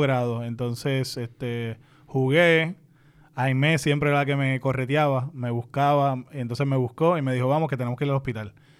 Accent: Caguas, Puerto Rico; moved away; also born or lived in Boston; nací y me crié en el Parque de Villanueva, allí en Caguas

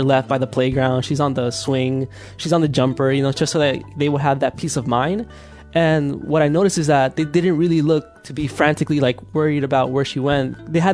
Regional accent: Hayward, California, United States; born or raised there; also born or lived in El Salvador

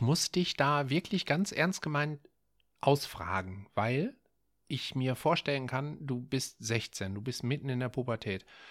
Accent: Essen, North Rhine-Westphalia, Germany; Das liegt an der ähm, zentralen Straße bei uns in Essen-Frintrop. Ich komme daher

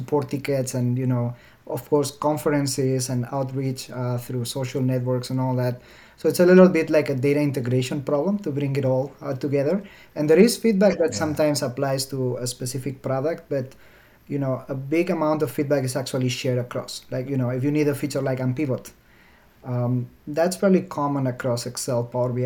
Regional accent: Alicante, Valencian Community, Spain; English is a second language; moved away as an adult; now in Seattle, United States; My hometown is called Alicante

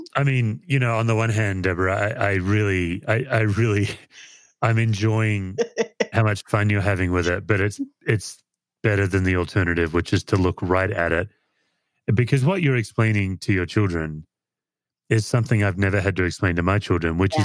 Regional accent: Australia; now in United States; I'm an Aussie

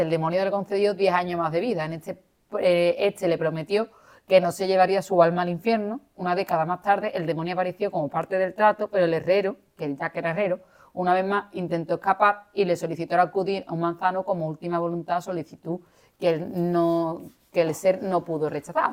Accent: Spain; aquí en, nuestra España querida

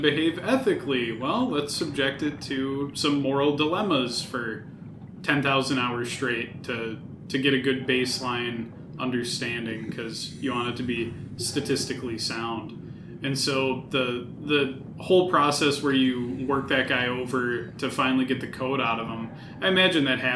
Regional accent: United States; I'm American

